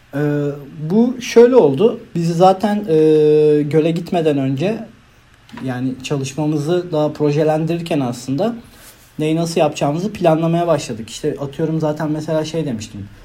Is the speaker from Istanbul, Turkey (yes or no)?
no; Manisa, Turkey; moved away as an adult; now in İzmir, Turkey; Zaten Manitalıyım ben aslında. Çok da yakınım buraya.